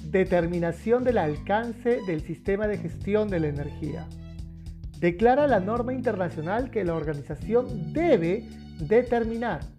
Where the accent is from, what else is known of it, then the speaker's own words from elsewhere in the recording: Peru; todavía tenemos en mi país, en Perú, el carbón, el gas natural también bastante fuerte